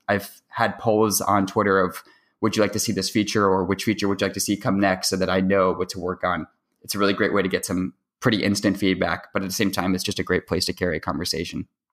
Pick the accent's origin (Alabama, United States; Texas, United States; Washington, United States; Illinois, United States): Washington, United States; Seattle; I'm going to my senior year of high school, and I'm from Seattle, Washington